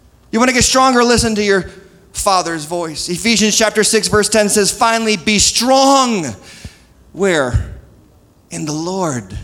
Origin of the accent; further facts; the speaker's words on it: New England, United States; moved away; I'm from New England